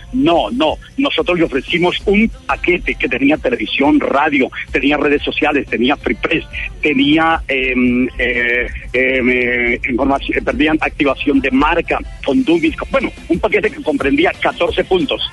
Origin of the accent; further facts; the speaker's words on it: Paipa, Boyacá, Colombia; yo soy boyacense, ustedes lo saben, soy de Paipa, a mucho honor